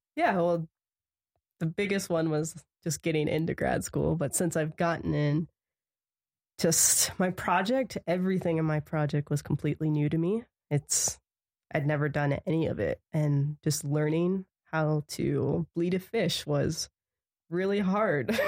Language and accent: English; Punxsutawney, Pennsylvania, United States; moved away as an adult; now in Montana, United States; I'm originally from Pennsylvania. I grew up in Punxsutawney